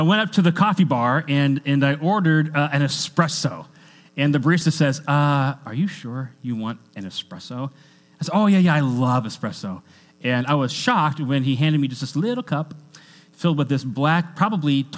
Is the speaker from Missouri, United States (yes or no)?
no; Washington, United States; I grew up in Washington State. And in Washington State, we're kind of known for coffee